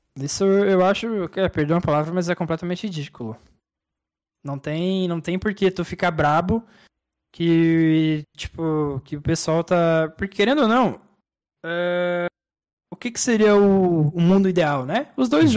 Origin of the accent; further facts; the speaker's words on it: Brazil; como brasileiro